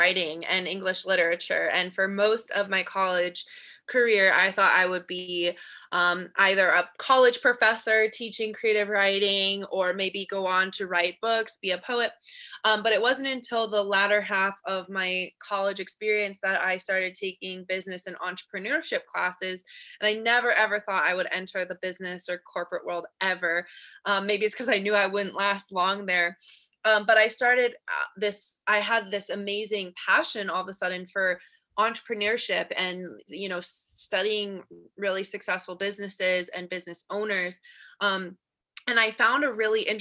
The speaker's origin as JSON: {"language": "English", "region": "Colorado", "country": "United States", "also_born_or_lived": "California", "moved": "as an adult", "said": "So I am originally from Colorado. I moved to California for college"}